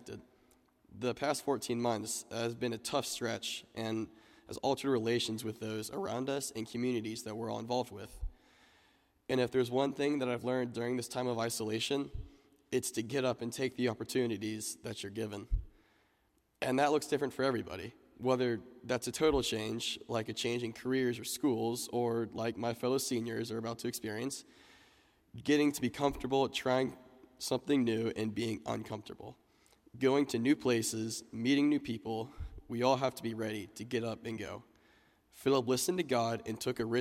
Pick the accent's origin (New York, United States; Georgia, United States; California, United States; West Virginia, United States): Georgia, United States; also born or lived in Atlanta, Georgia; now in Dallas, United States; I'm originally from Georgia